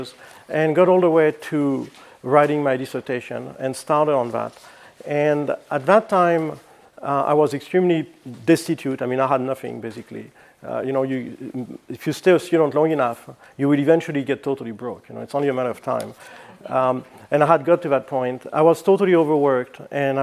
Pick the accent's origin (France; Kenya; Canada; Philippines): France; moved away as an adult; also born or lived in Flagstaff, Arizona, United States; now in United States; I'm originally from France, and I moved to the United States in 1986 to go to school at NAU in Flagstaff.